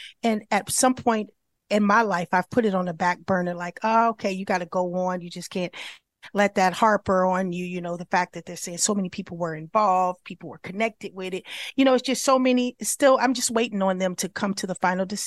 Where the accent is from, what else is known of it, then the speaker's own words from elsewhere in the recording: California, United States; I'm from Cali